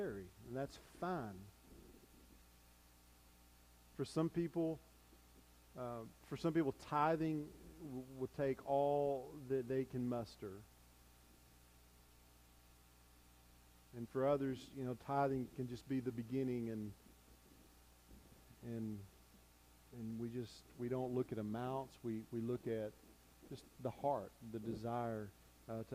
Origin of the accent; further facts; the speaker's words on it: United States; as American Christians